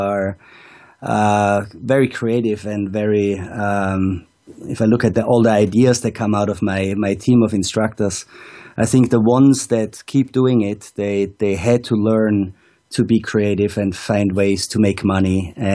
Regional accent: Austria; moved away as an adult; also born or lived in Wanaka, New Zealand; now I spend the Austrian winters in my hometown again, and coach on the Arlberg and in the beautiful Montafon

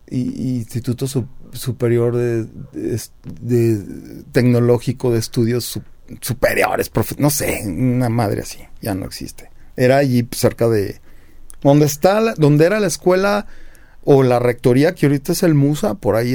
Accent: Mexico; born there; pues nací en México.

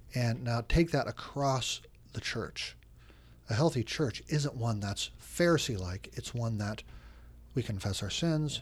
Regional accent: United States; moved away as an adult; also born or lived in Oregon / Chicago, Illinois; now in Washington, D.C., United States; I grew up in Oregon and Chicago

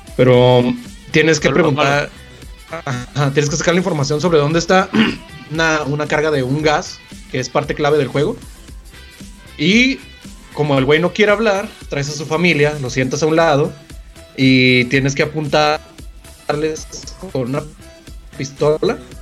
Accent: Mexico

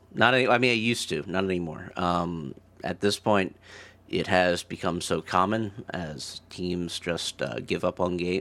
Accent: Maryland, United States; I'm from Maryland

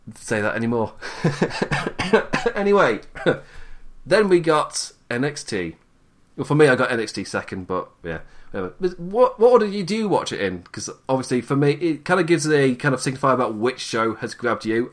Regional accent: England, United Kingdom; I'm English

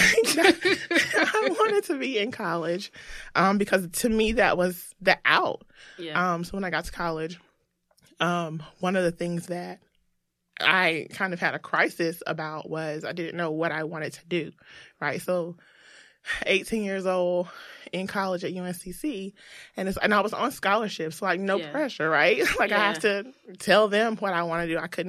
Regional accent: the South, United States; So I grew up in the South.

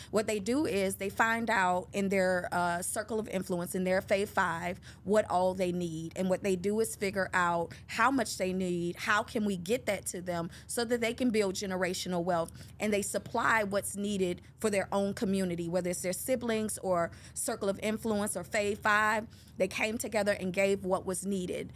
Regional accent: Detroit, Michigan, United States; I'm a native from Detroit, Michigan

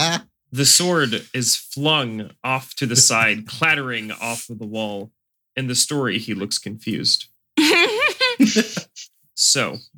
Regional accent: Canada; I'm Canadian.

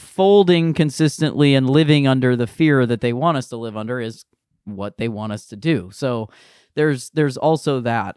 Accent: Akron, Ohio, United States; I'm from Akron, and I went to the University of Akron

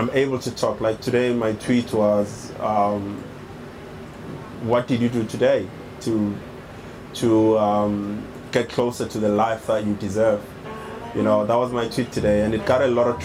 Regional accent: South Africa; I'm from South Africa, and we have a very turbulent past as a country

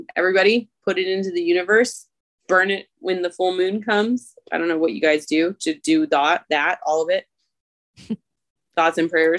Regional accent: Michigan, United States; accent: Michigan; sometimes my Michigan accent comes out, so I say pin like pen

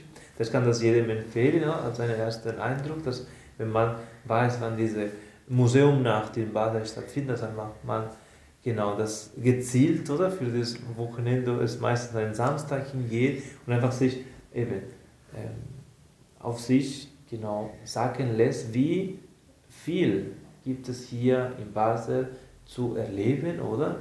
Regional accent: Barcelona, Catalonia, Spain; now in Aargau, Switzerland; von meiner Heimat, von Barcelona

